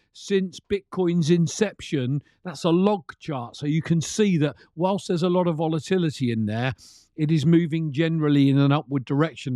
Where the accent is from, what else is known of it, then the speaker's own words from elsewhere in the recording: United Kingdom; Being a Brit